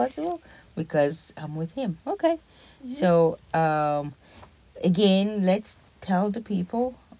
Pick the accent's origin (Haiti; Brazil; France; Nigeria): Nigeria; moved away; growing up in Nigeria